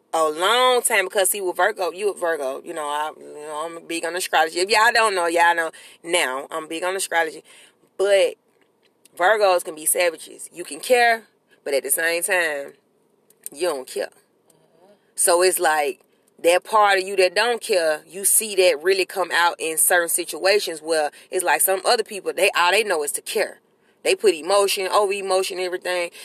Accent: New York, United States; accent: New York; That's my New York accent.

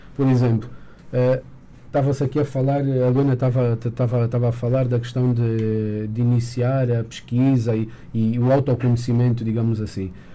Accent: Angola; como angolanos e como, como cidadãos

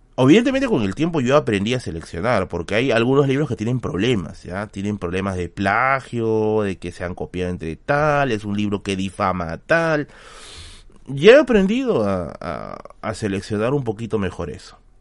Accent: Tacna, Peru; Sí, soy, de Tacna

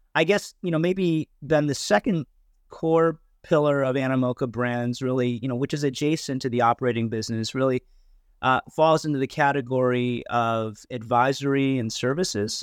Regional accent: United States; moved away as an adult; now in Hong Kong; I did actually grow up in, in the U S

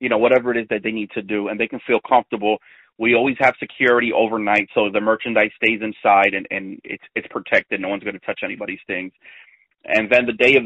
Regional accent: Myrtle Beach, South Carolina, United States; it is my hometown

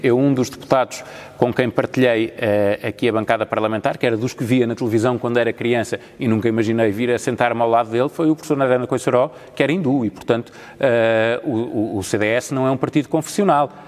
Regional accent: Portugal

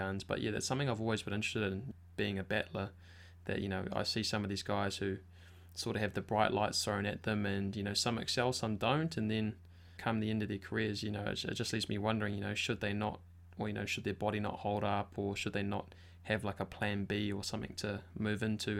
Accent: Wellington, New Zealand; I'm a Wellington boy

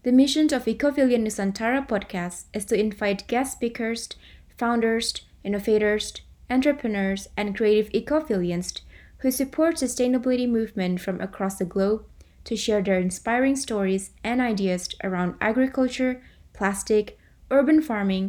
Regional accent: Indonesia; the Indonesian archipelago, my home country that I love dearly

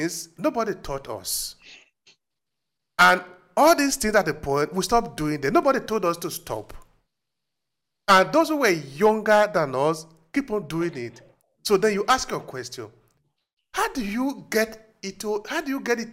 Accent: Nigeria; moved away; I grew up in Africa

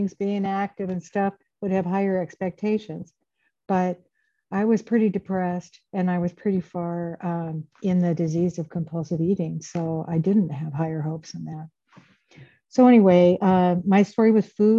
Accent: Grass Valley, California, United States; moved away as an adult; now in Iowa City, United States; I grew up in Northern California, Grass Valley, Nevada City.

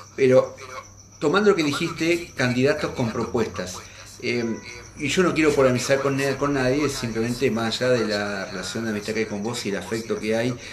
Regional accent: Santa Fe, Argentina; como santafesino

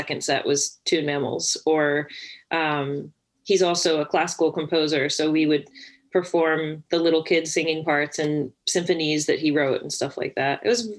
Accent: Winston-Salem, North Carolina, United States; North Carolina, Winston-Salem.

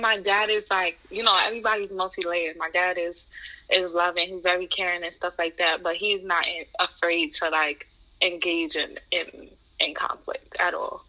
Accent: New York City, New York, United States; I was born and raised in Queens, New York

